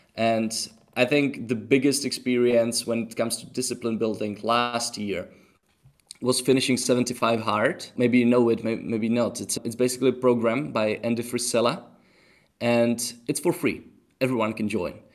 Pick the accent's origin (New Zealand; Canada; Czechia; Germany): Czechia; English is a second language; moved away; also born or lived in Tenerife; I'm from Czech Republic